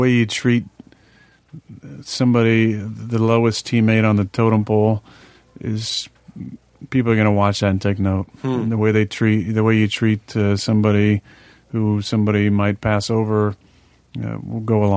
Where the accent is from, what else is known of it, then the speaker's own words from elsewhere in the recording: Chico, California, United States; I was born in Enloe Hospital on December 2nd, 83